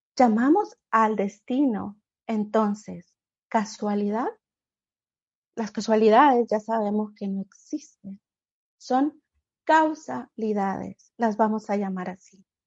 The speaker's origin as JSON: {"language": "Spanish", "country": "Honduras", "moved": "as an adult", "lives_now": "United States", "said": "vengo de Honduras, soy centroamericana y llegué a este país, Estados Unidos"}